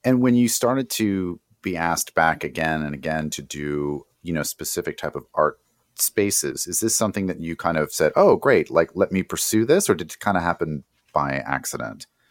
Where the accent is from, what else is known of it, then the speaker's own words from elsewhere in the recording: outside of New York, United States; I grew up outside of New York